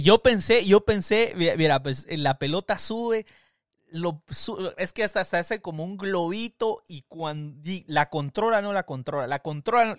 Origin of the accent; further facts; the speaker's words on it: Guatemala; moved away as an adult; also born or lived in Guatemala City; now in United States; yo crecí en Guatemala, yo me vine a los 27 años, 28 años a los Estados Unidos